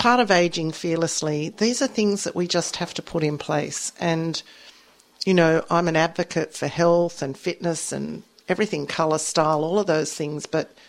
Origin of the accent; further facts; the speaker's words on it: Australia; growing up in Australia, I was a girl guy